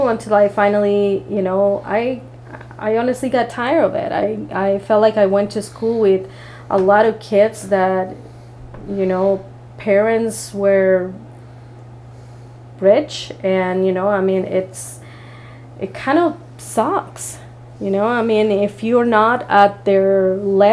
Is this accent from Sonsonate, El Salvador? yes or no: yes; Salcoatitán, Sonsonate, El Salvador; now in United States; We lived in a very small town called Salcuatitan